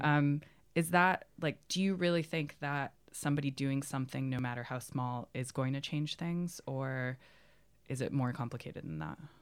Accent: United States; moved away; Growing up in America

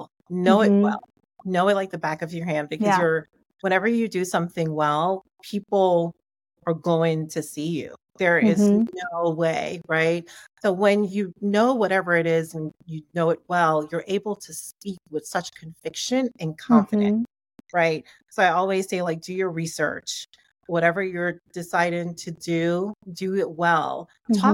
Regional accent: Jamaica; I grew up in a West Indian, I'm Jamaican, grew up in a West Indian family

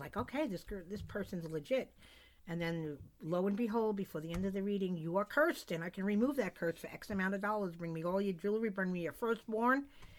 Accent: East Coast, United States; now in West Coast, United States; I am originally from the East Coast.

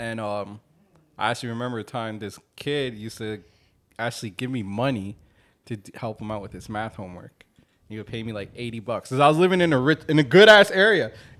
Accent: Ottawa, Ontario, Canada; now in Port St. Lucie, United States; I was raised in Canada

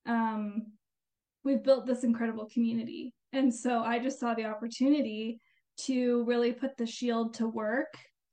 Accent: Albuquerque, New Mexico, United States; I was born and raised in the Albuquerque area, so I'm a lifelong New Mexican

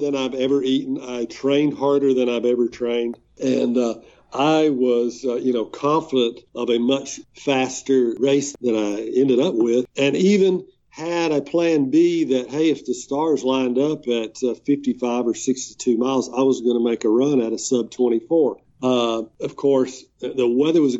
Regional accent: Alabama, United States; When I would say Alabama

